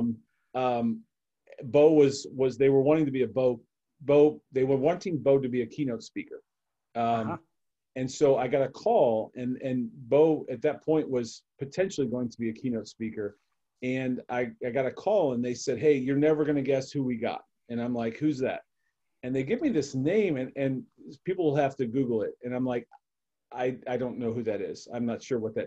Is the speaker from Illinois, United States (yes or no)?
no; Cleveland, Ohio, United States; I'm a Cleveland guy. I grew up in Cleveland